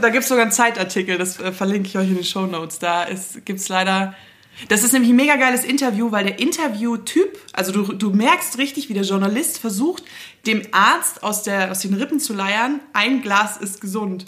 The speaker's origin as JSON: {"language": "German", "region": "Southern Bavaria", "country": "Germany", "tie": "born or raised there", "said": "ich bin im Südbayern aufgewachsen"}